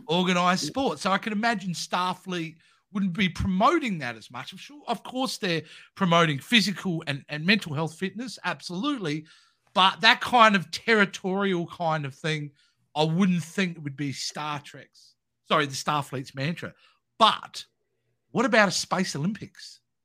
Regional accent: Australia; I'm Australian

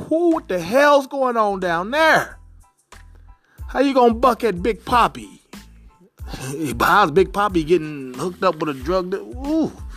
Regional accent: Cincinnati, Ohio, United States; my hometown team, the Cincinnati Redlegs

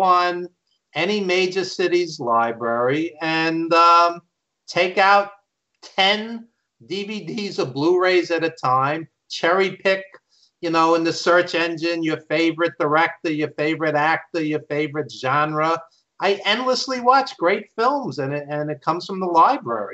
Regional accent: New York City, New York, United States; accent: Brooklyn; He's from Brooklyn, like me, as you could tell from my accent

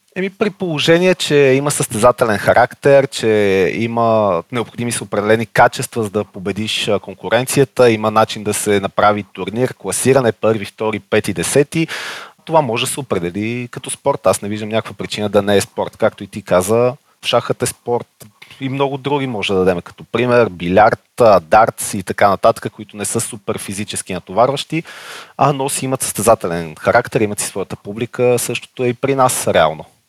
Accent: Sofia, Sofia City, Bulgaria; на 34 години, от София съм.

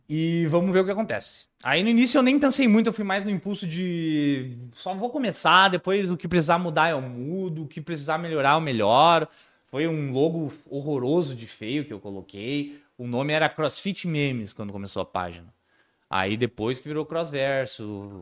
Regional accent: Rio Grande do Sul, Brazil; sou do Rio Grande do Sul mesmo

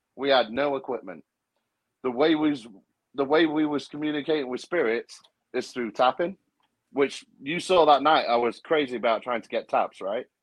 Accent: United Kingdom; that's part of being British

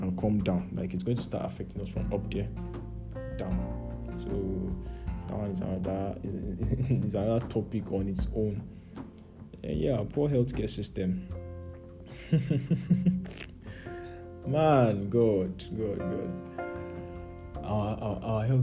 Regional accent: Niger State, Nigeria; moved away; I grew up in Niger State

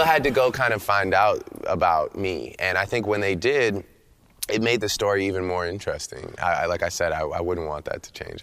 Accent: Toronto, Ontario, Canada; I'm from Toronto. I'm from a place where it's a true mosaic.

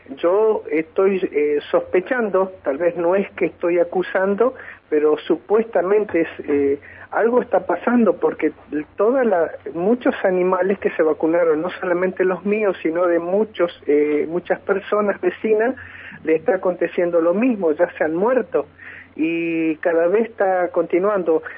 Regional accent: near Senillosa, Neuquén, Argentina; soy un ciudadano argentino, neuquino, de padres neuquinos argentino, eh, oriundo de acá de estas zona

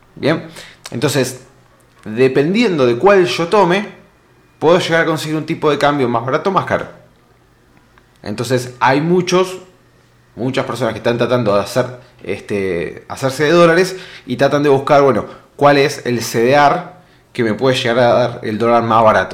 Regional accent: Argentina

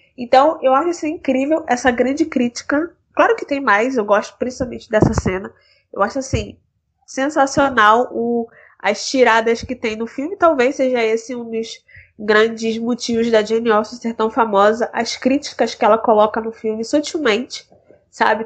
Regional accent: Rio de Janeiro, Brazil; tenho 23 anos, sou do Rio de Janeiro

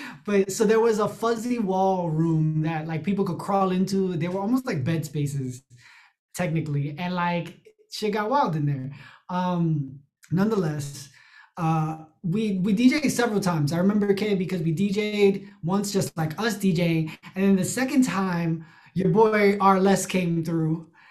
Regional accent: New York City, New York, United States; I'm I'm from the Bronx, um, you know, Latino

